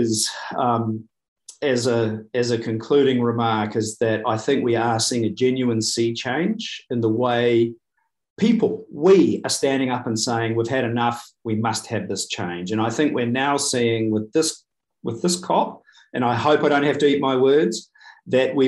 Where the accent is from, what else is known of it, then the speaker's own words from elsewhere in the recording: New Zealand; as a New Zealander